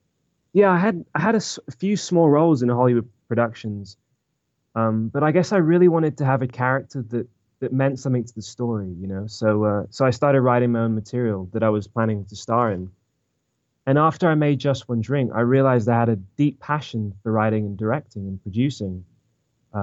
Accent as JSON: {"language": "English", "region": "England", "country": "United Kingdom", "also_born_or_lived": "Orange County, California", "moved": "yes", "lives_now": "United States", "said": "I'm actually from England originally. And when I came to America, my dad got a job in Orange County"}